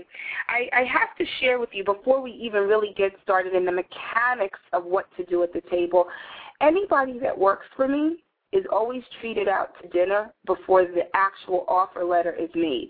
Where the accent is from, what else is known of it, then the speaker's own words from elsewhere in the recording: New York City, New York, United States; I grew up in New York City with very socially active parents